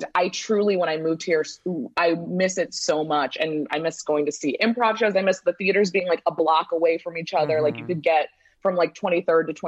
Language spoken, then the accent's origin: English; St. Louis, Missouri, United States; moved away as an adult; also born or lived in Pennsylvania / New York; now in Los Angeles, United States; I grew up in St. Louis, Midwest as well